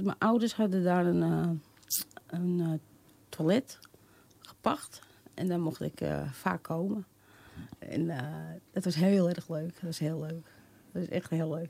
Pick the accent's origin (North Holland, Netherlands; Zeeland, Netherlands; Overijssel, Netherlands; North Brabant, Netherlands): North Holland, Netherlands; Amsterdam; Ik ben een echte Amsterdamse